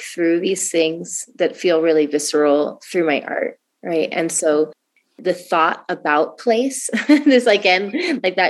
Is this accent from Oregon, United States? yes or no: yes; Oregon, United States; moved away; I come from Oregon